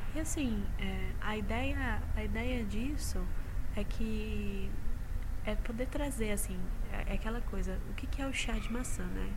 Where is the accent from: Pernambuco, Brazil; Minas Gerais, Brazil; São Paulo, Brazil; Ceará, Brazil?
São Paulo, Brazil; Jundiaí; eu sou de Jundiaí